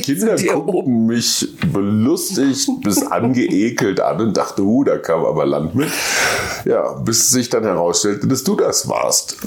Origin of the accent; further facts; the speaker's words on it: Germany; meinem Heimatland